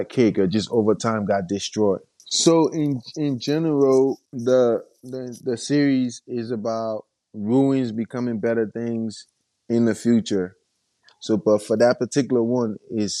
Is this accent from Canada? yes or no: no; Monrovia, Montserrado, Liberia; I'm from Monrovia, Liberia